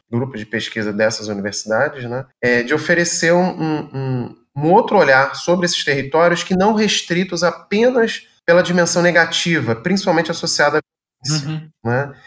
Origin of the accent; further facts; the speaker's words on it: Rio de Janeiro, Brazil; moved away as an adult; now in Rio Grande do Sul, Brazil; no Rio de Janeiro em particular, enfim, onde eu nasci